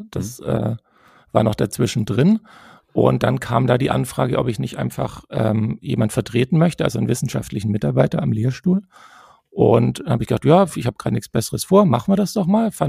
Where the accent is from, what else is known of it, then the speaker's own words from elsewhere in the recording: Tübingen, Baden-Württemberg, Germany; accent: Swabian; also born or lived in Stuttgart; als Schwab ist es immer ein bisschen schwierig, äh, seinen, seinen Akzent loszuwerden, habe ich das Gefühl. Und ähm, naja, ganz los bin ich ihn ja auch nicht, aber ich